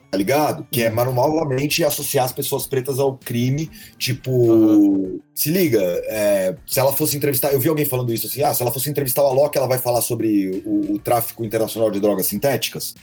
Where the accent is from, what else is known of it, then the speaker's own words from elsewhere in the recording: São Paulo, Brazil; also born or lived in Campinas; Eu nasci em Campinas, sacou? Uhum. Mas meus pais separaram e eu vim pra cá, pra São Paulo, quando eu tinha uns oito anos de idade